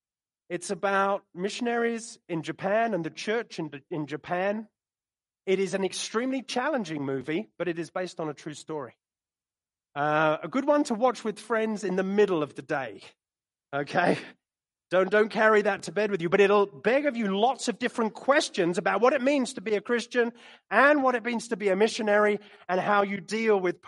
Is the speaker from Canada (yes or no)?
no; London, United Kingdom; moved away